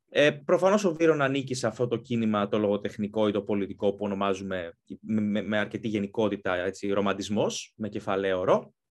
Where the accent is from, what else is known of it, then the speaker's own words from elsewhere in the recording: Greece; moved away as an adult; also born or lived in Athens, Greece / London, United Kingdom; now in United Kingdom; μεγάλωσα στην Ελλάδα, σπούδασα στην Ελλάδα